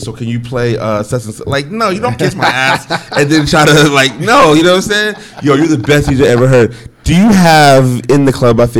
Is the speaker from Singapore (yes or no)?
no; New York, United States; As a New Yorker